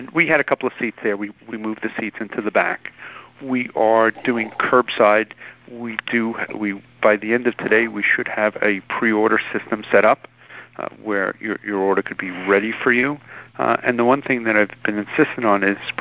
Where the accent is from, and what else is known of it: New York City, New York, United States; born or raised there